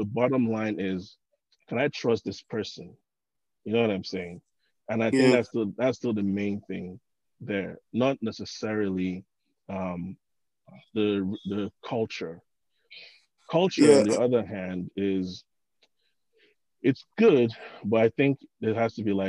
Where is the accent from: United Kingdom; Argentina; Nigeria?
Nigeria; Osun; now in United States; I'm from Ocean States